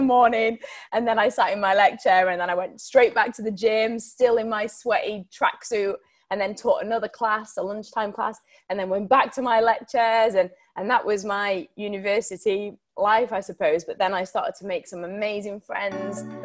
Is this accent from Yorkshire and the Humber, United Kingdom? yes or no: yes; Sheffield, Yorkshire and the Humber, United Kingdom; I'm from Sheffield. I don't know whether anybody of you know it, in Yorkshire. And um, I actually brought up in quite a difficult background.